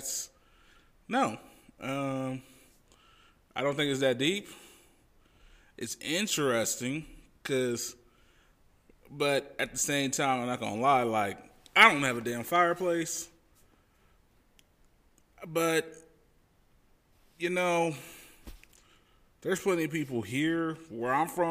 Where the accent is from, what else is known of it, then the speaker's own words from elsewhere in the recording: Independence, Missouri, United States; my hometown of Independence, Missouri, which is in Kansas City